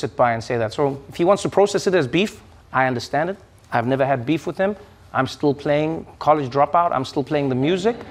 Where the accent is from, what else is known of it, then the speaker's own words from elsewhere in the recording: South Africa; moved away as an adult; now in United States; when I grew up in South Africa